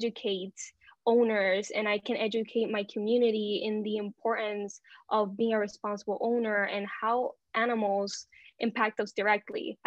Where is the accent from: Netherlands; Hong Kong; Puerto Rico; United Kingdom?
Puerto Rico; I am from Puerto Rico. So I've been living here my whole life.